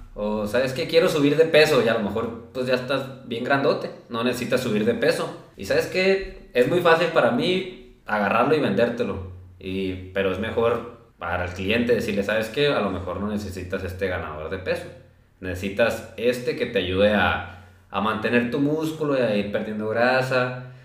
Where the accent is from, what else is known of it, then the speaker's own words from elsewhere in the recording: Los Mochis, Sinaloa, Mexico; now in Guadalajara, Mexico; soy de aquí de Los Mochis, actualmente estoy en Guadalajara